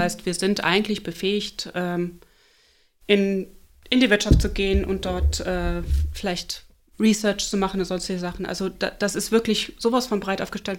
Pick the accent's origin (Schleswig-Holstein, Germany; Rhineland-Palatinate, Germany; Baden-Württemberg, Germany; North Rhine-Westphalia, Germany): Schleswig-Holstein, Germany; Flensburg; moved away as an adult; also born or lived in Duisburg / Leipzig / Munich; now in Eckernförde, Germany; Gebürtig bin ich Duisburgerin. Da habe ich die ersten neun Jahre meines Lebens verbracht. Dann sind meine Eltern nach Flensburg gezogen. Dort habe ich meine Jugend verbracht.